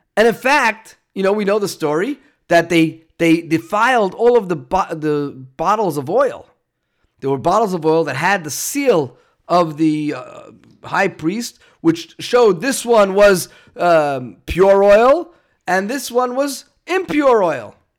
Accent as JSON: {"language": "English", "town": "New York City", "region": "New York", "country": "United States", "tie": "born or raised there", "moved": "yes", "said": "where I grew up in New York and Brooklyn, there were big high rise buildings"}